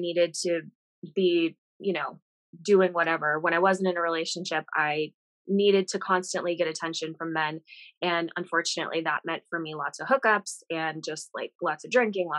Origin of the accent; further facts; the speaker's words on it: Vermont, United States; moved away as an adult; also born or lived in Arizona; I grew up in Vermont